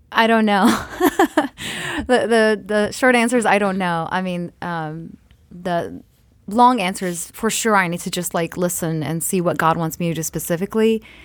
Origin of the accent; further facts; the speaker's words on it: Eritrea; I'm Eritrean from East Africa